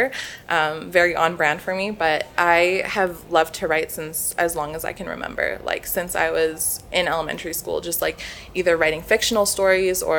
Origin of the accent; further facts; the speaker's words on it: Calgary, Alberta, Canada; I am born and raised in Calgary